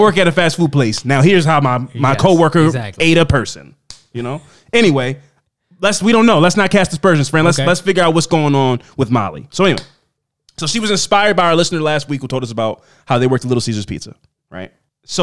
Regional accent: Kansas City, Missouri, United States; I'm going to preface this by saying that I'm from Kansas City, Missouri. So that's, Midwest.

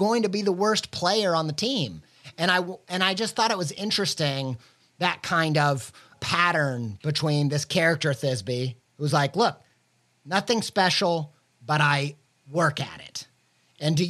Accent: the Bible Belt, United States; I might've been growing up in the Bible Belt

